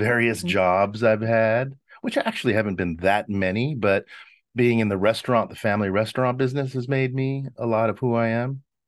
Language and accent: English; Los Angeles, California, United States; my Italian bringing up, um, growing up in Hollywood